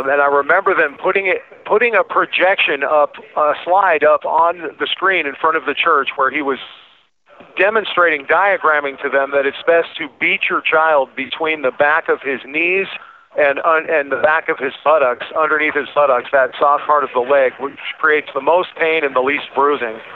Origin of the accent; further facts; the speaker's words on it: Alaska, United States; I was born and raised in Alaska